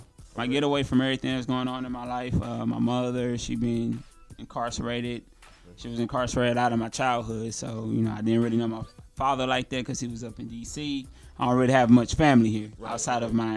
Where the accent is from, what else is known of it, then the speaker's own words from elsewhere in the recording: Missouri City, Texas, United States; growing up in Missouri City, because I grew up on the 2234 side and I also grew up on the South Post Oak side